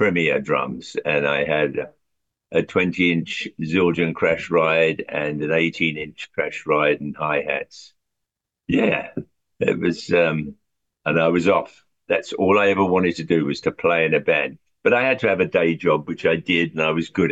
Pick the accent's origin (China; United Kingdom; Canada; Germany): United Kingdom; London; now in Long Island, United States; I grew up in Southwest London, Hounslow.